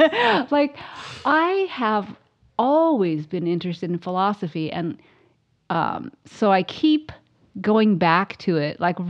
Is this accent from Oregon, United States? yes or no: yes; Ashland, Oregon, United States; also born or lived in Eugene / Portland; Lived a little bit there, and then we moved to Portland, and then we moved here, back to Eugene, then here. And I moved to Ashland when I was in fourth grade.